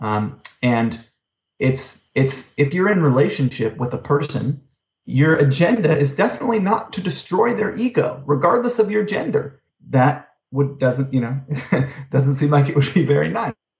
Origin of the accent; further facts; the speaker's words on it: California, United States; moved away; also born or lived in New York; I had cars growing up in California where cars were needed